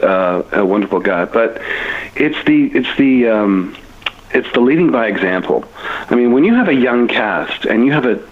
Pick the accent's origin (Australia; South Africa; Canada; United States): Canada; I'm a Canadian. I'm proudly Canadian